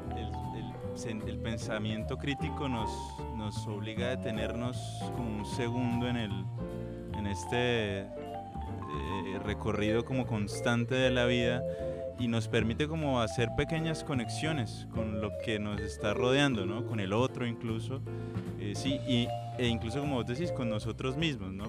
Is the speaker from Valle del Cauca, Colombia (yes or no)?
yes; Cali, Valle del Cauca, Colombia; yo como caleño hago parte de esos caleños